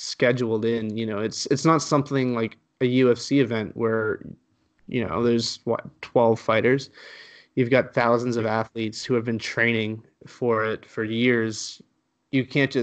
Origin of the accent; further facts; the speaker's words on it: Canada; also born or lived in Halifax, Nova Scotia; I was born in Canada. My parents moved to Canada from Spain